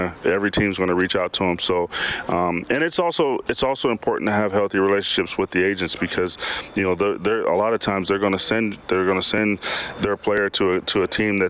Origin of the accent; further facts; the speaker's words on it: United States; moved away as an adult; now in Canada; I'm an American that came up